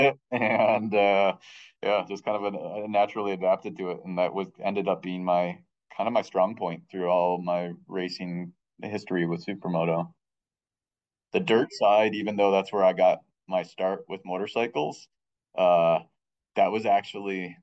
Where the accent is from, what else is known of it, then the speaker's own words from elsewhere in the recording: Michigan, United States; I grew up in Michigan